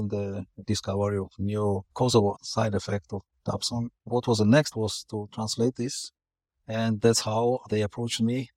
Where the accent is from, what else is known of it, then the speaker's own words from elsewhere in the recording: Georgia; now in Singapore; I'm originally from Georgia